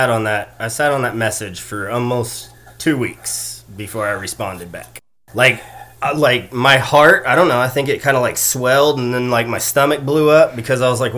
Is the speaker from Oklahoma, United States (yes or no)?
yes; Yukon, Oklahoma, United States; also born or lived in Kansas; now in Moore, United States; We live in Moore, Oklahoma right now. We grew up and raised in Yukon, Oklahoma.